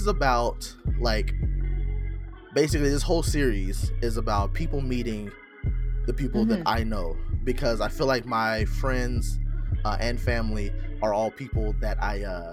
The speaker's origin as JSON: {"language": "English", "region": "Arkansas", "country": "United States", "tie": "born or raised there", "said": "I'm born and raised Arkansas. I mean, I've lived other"}